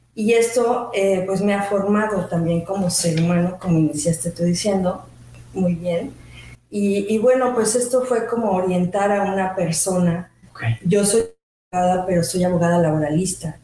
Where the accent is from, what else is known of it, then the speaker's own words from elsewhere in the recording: Mexico City, Mexico; moved away as an adult; also born or lived in Switzerland; now in Mérida, Mexico; yo soy mexicana, originalmente de la Ciudad de México, nací hace unos 50 y algo de años.